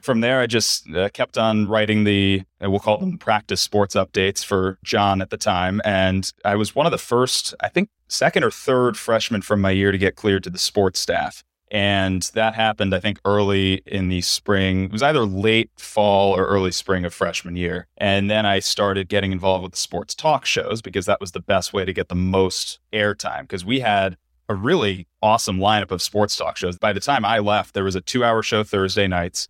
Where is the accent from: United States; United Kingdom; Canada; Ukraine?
United States; New Jersey; moved away as an adult; also born or lived in Fayetteville, Arkansas / Syracuse; now in Cleveland, United States; growing up in New Jersey, I was lucky to be fairly well traveled with my family.